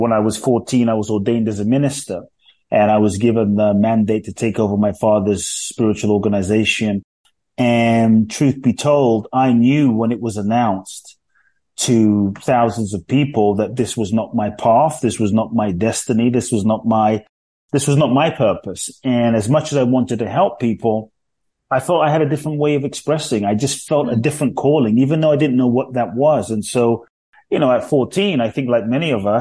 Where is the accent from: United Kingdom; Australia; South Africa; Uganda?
United Kingdom; London; born or raised there; moved away as an adult; also born or lived in Ghana; now in United States